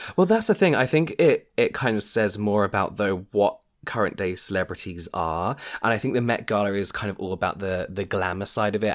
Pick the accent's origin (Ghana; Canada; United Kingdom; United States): United Kingdom; England; we're, we're English, so we've been raised not to speak about money